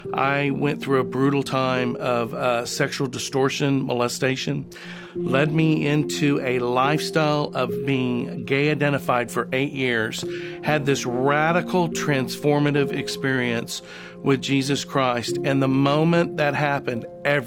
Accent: Oklahoma City, Oklahoma, United States; I'm here from Oklahoma City. I've lived here my whole life.

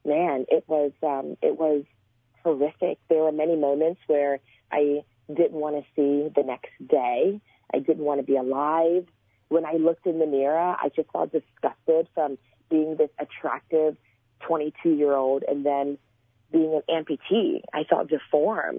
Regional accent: Port Arthur, Texas, United States; also born or lived in Houston, Texas; I was born in Port Arthur, Texas, and I had the same friends growing up until when I was about 15 years old

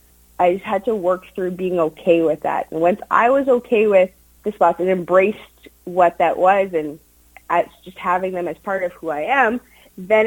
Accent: Steinbach, Manitoba, Canada; I grew up in Steinbach.

